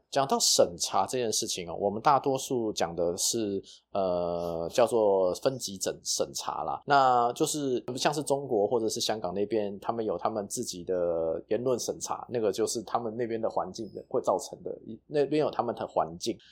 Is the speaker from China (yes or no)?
no; Taiwan; 我们台湾人